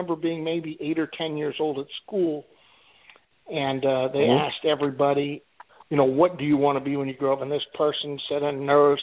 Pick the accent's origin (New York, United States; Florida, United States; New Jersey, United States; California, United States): Florida, United States; South; I grew up here in South Florida.